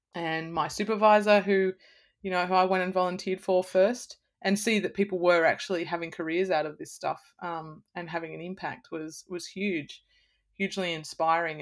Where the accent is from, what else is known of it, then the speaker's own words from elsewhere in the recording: Blue Mountains, New South Wales, Australia; also born or lived in Sydney; I'm from the Blue Mountains, I grew up in nature